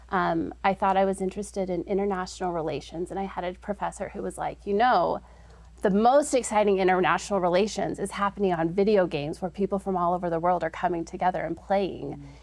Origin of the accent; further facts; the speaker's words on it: Holladay, Utah, United States; I once was one of those juniors and senior girls growing up here in the state of Utah. Um, I grew up